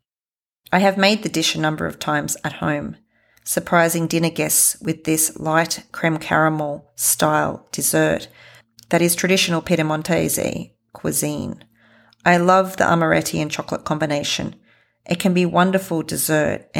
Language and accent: English; Australia; I am from Australia